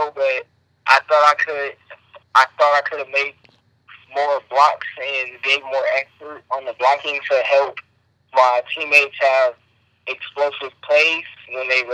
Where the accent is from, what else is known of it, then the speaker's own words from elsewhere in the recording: California, United States; I'm from California